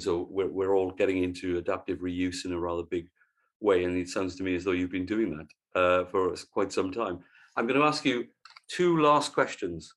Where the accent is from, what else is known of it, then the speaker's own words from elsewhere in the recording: Wales, United Kingdom; as a Welshman and therefore a fellow Celt